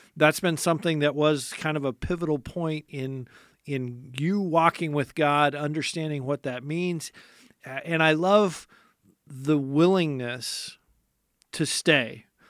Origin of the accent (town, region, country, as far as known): United States